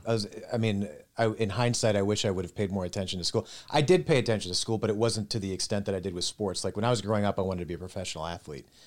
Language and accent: English; Minnesota, United States; moved away as an adult; now in Dayton, United States; we're originally from Minnesota.